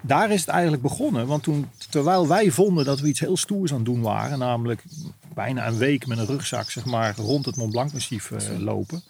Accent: Netherlands; als Nederlander

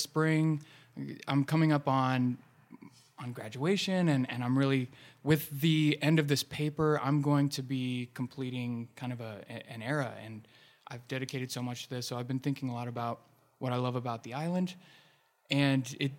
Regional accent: Ohio, United States; I think I came here from Central Ohio because I loved the community here.

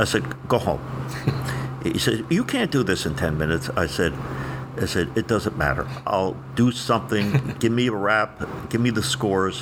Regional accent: New Jersey, United States; moved away as an adult; also born or lived in Indianapolis; I'm from Jersey

